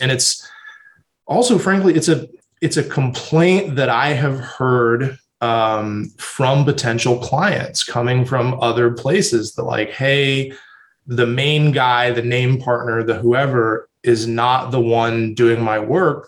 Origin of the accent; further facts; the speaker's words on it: San Antonio, Texas, United States; also born or lived in Austin, Texas / New York City; I grew up in San Antonio, born and raised